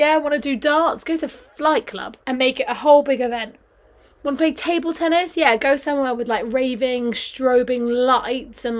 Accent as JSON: {"language": "English", "area": "Kent", "region": "South East England", "country": "United Kingdom", "moved": "as an adult", "lives_now": "London, United Kingdom", "said": "At home in Kent"}